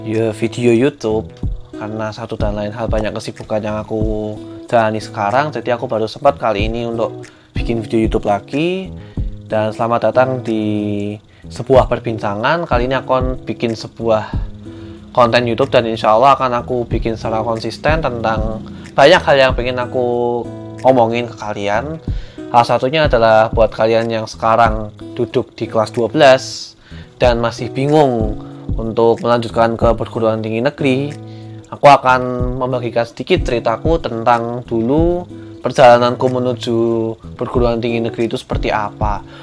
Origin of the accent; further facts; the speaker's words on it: Yogyakarta, Special Region of Yogyakarta, Indonesia; born there; karena aku juga dulu lahir di Jogja gitu kan terus aku juga udah lumayan akrab sama Jawa Tengah